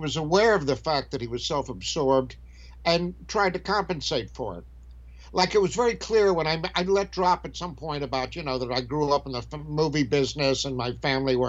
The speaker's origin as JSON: {"language": "English", "region": "Alabama", "country": "United States", "also_born_or_lived": "Paris, France / Del Mar, California / New York / Hoboken, New Jersey", "moved": "as an adult", "said": "I came from Alabama and then I wound up spending 8 years in Europe"}